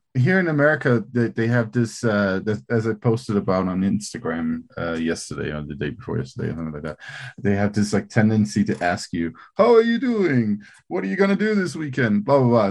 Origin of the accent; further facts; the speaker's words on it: Greenland; I, I, I grew up in Greenland